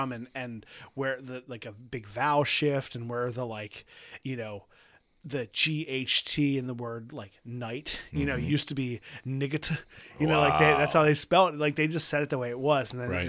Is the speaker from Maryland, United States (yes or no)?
yes; Baltimore, Maryland, United States; accent: Baltimore regional dialect; If I'm saying it wrong, because that's just from where I'm from Baltimore, saying it a certain way.